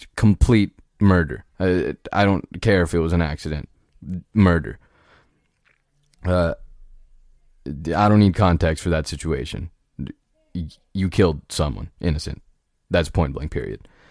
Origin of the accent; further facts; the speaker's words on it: United States; an American citizen, uh, born and raised